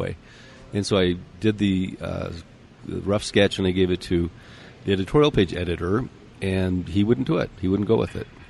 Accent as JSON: {"language": "English", "town": "Oceanside", "region": "California", "country": "United States", "tie": "born or raised there", "also_born_or_lived": "Salt Lake City, Utah", "moved": "as an adult", "lives_now": "Utah, United States", "said": "growing up in Southern California at that time, it was heaven"}